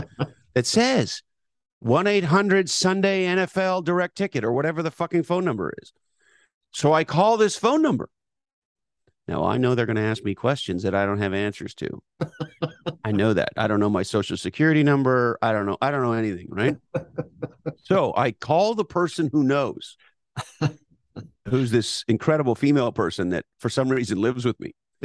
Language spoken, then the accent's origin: English; Montreal, Quebec, Canada; I grew up in Montreal. All the great heroes of the Montreal Canadiens winning all those Stanley Cups.